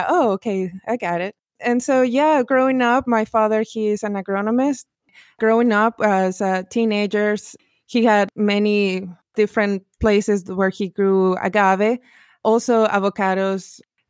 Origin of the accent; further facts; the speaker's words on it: Guadalajara, Jalisco, Mexico; moved away; born and raised in Guadalajara